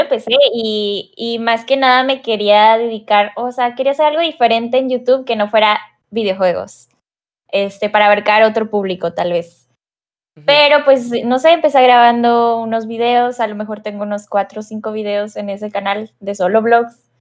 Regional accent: Monterrey, Nuevo León, Mexico; soy de Monterrey, Nuevo León, a lo mejor notan el acento

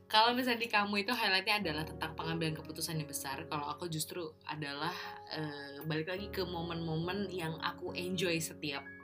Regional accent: Bekasi, West Java, Indonesia; di rumah di kampung halamanku di Bekasi di Pondok Gede

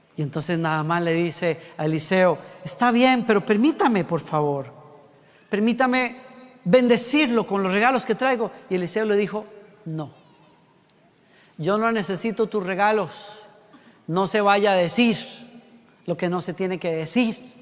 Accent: Costa Rica; moved away; en decimos allá en Costa Rica

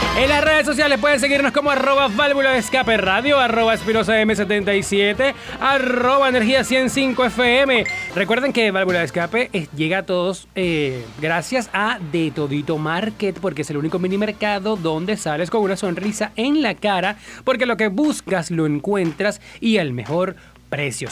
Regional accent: Venezuela

